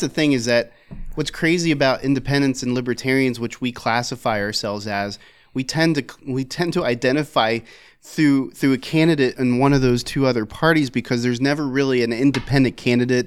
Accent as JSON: {"language": "English", "town": "Philadelphia", "region": "Pennsylvania", "country": "United States", "tie": "born or raised there", "said": "growing up in Philadelphia"}